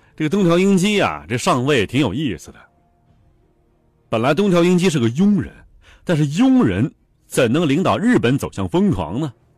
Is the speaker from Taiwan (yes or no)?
no; China; 在我们中国人看来啊